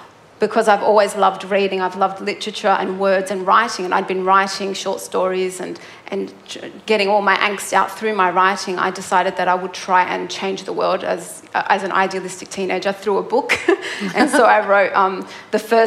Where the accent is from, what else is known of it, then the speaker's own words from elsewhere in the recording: Melbourne, Victoria, Australia; I grew up in Melbourne.